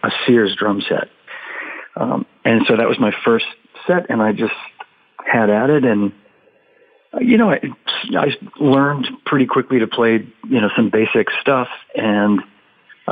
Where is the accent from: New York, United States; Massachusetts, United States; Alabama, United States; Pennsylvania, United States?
Massachusetts, United States; Melrose; moved away as an adult; also born or lived in Los Angeles / Boston; I grew up in a little town called Melrose, Massachusetts.